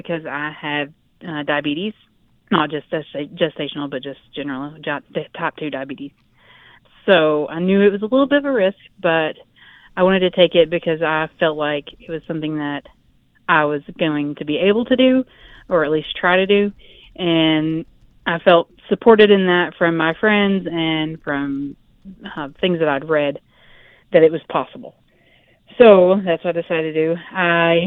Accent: Tennessee, United States; now in Utah, United States; I'm from Tennessee.

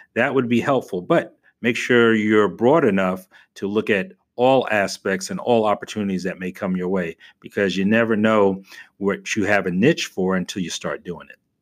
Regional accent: New York, United States; now in Tampa, United States; I was from New York, so I knew I wanted to live in the Northeast

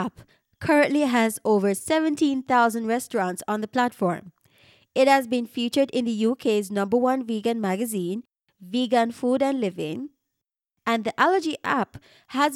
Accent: Jamaica; a Jamaican podcaster born and raised in Jamaica

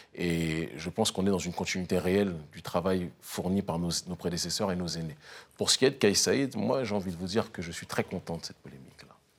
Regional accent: France; moved away as an adult; also born or lived in Africa; je suis né en France. J'ai vécu 30 ans de ma vie en France

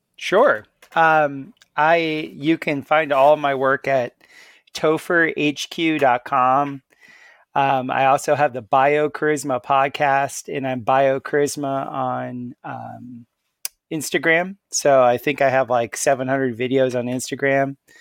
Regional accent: Miami, Florida, United States; moved away as an adult; also born or lived in Central America; I grew up in South Florida

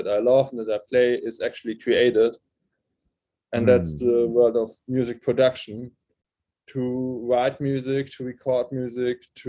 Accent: near Frankfurt, Hesse, Germany; first language German; English is a second language; he lived in Frankfurt at this time, and that was kind of close to my hometown

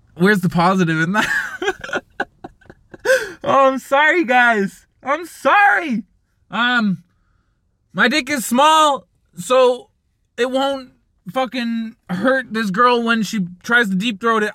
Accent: Canada; I'm Canadian

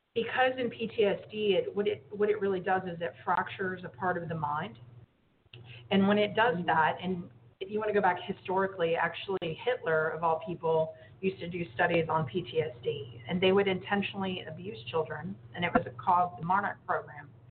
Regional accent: Texas, United States; I grew up in Texas

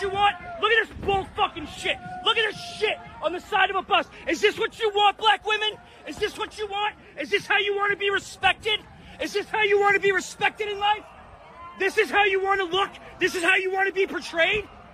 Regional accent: Philadelphia, Pennsylvania, United States; I'm from Philly.

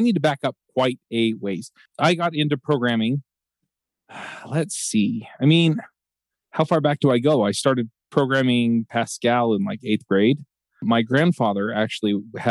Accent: Utah, United States; also born or lived in Atlanta; I was born here in Utah before they went to dental school.

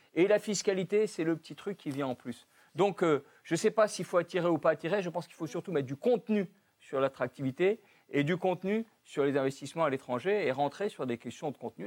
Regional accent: France; chez nous, en France

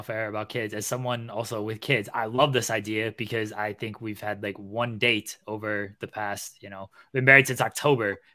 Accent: Ohio, United States; I'm from Ohio.

